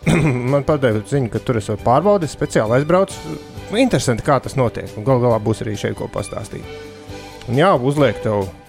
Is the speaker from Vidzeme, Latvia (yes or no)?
yes; Vidzeme, Latvia; es kā vidzemnieks